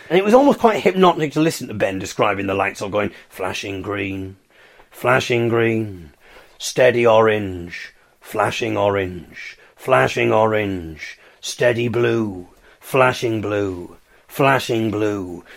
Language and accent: English; Hartlepool, North East England, United Kingdom; I come from Hartlepool.